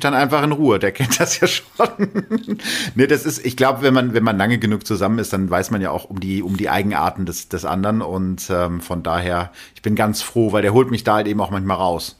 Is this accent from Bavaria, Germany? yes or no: no; North Rhine-Westphalia, Germany; bei uns in Ostwestfalen